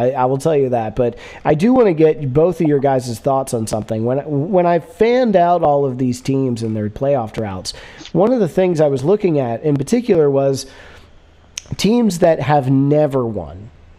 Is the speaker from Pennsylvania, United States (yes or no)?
yes; Philadelphia, Pennsylvania, United States; Having been a Braves fan growing up in Philadelphia